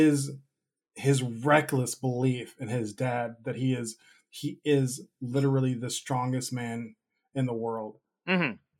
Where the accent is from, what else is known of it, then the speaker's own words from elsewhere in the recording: United States; growing up in America